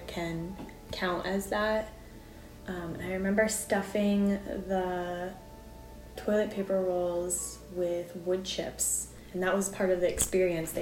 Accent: Springfield, Massachusetts, United States; I grew up in Springfield, where there was a bit of limited green spaces

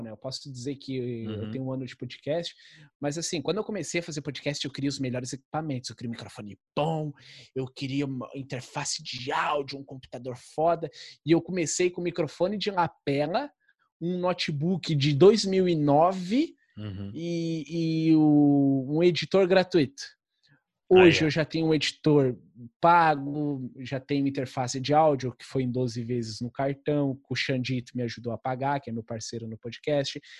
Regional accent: Rio Grande do Sul, Brazil; Eu sou gaúcho, tá? Eu posso falar mal de gaúcho. Eu tenho toda a liberdade para falar

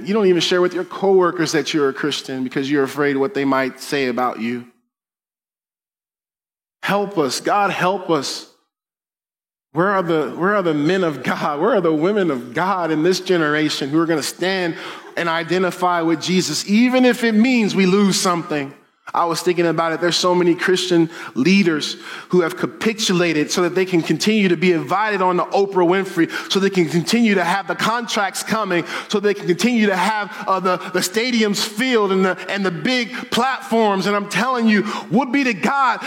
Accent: Denver, Colorado, United States; I grew up in Denver

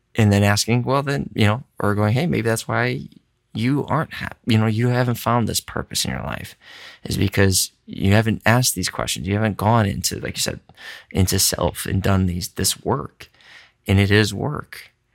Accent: Midwest, United States; I'm a Caucasian from the Midwest, Polish background

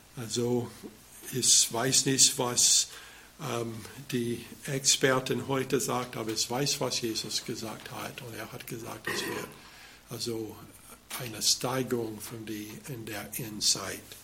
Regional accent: United States; German is a second language; moved away; ich bin Amerikaner

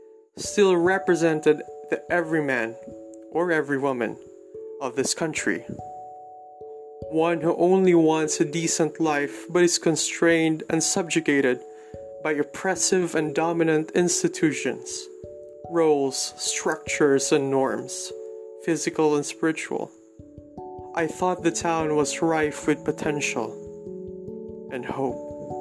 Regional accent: Los Baños, Laguna, Philippines; Growing up in Los Baños meant being raised in simplicity.

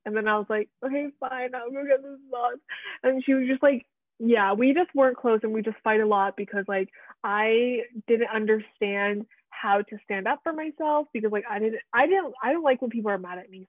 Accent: Plainsboro, New Jersey, United States; also born or lived in Nebraska; where we grew up made friends went to school

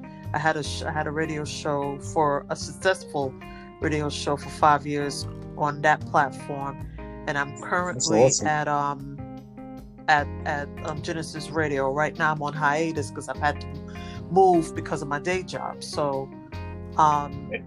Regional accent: New York City, New York, United States; I'm from Brooklyn, New York, born and bred.

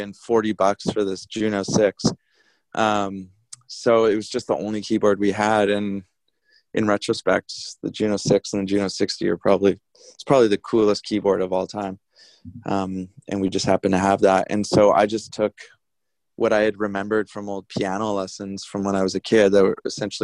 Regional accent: Victoria, British Columbia, Canada; moved away as an adult; now in New Westminster, Canada; the local bands that we grew up with in Victoria on this little island

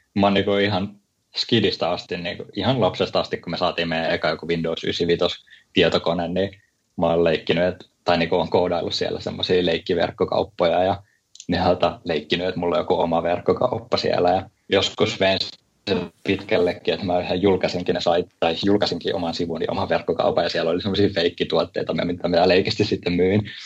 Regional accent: Helsinki, Uusimaa, Finland; moved away as an adult; also born or lived in Oulu; mä oon niin Helsingistä

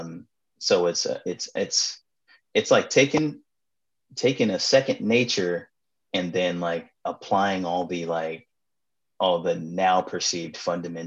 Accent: Los Angeles, California, United States; I was in Food from the Hood in high school. A student-owned salad dressing company at Crenshaw High School.

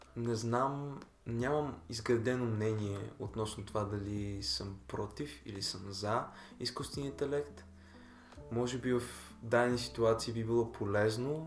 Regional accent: Bulgaria; аз съм си българин

